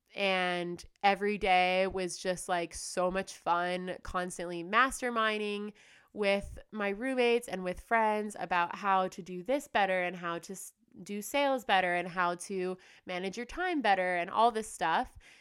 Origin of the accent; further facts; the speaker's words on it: United States; also born or lived in Australia / Bali; now in Indonesia; I'm from the United States